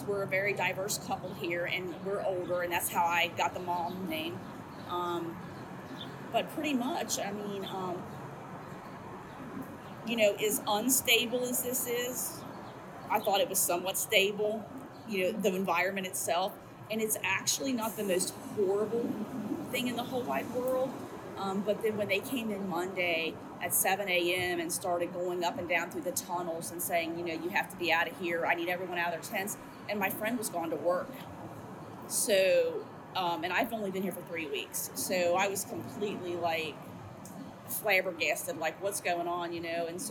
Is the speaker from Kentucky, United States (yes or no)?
yes; Kentucky, United States; now in Cincinnati, United States; I'm originally from Kentucky